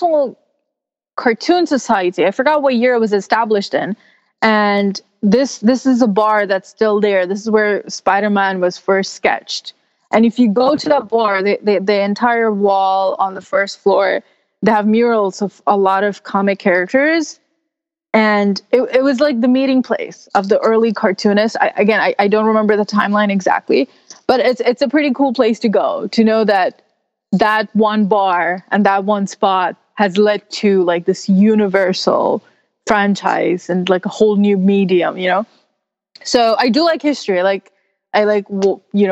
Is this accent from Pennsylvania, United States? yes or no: no; New York City, New York, United States; In New York City, exploring my hometown